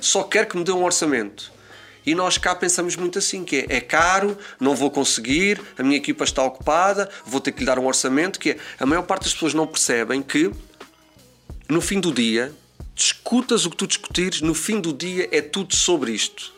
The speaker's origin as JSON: {"language": "Portuguese", "region": "Azores", "country": "Portugal", "tie": "born or raised there", "moved": "as an adult", "lives_now": "Lisbon, Portugal", "said": "nós que crescemos nos Açores, em que só tínhamos dois canais"}